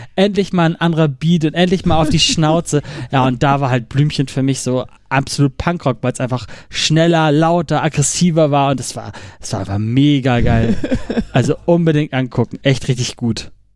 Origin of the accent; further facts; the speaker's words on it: Hamburg, Germany; ich komme aus Hamburg